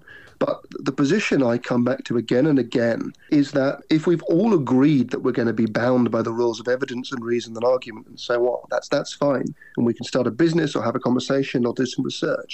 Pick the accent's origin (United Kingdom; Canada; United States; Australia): United Kingdom; I'm British